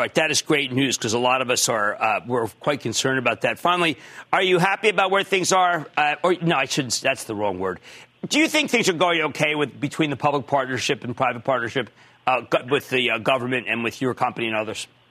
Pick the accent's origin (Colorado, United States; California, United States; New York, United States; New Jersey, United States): New Jersey, United States; my home state of New Jersey